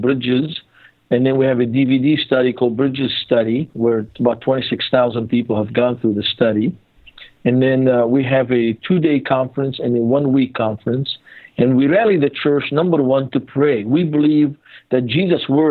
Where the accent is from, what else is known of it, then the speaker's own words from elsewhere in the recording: Beirut, Beirut Governorate, Lebanon; moved away; I was born and raised in Beirut, Lebanon.